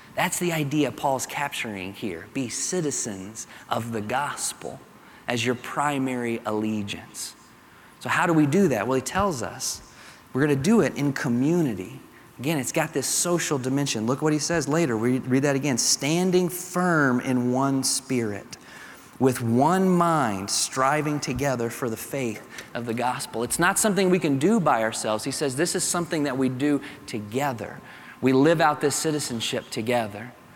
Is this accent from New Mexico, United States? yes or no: no; Kentucky, United States; accent: Kentucky; my Kentucky accent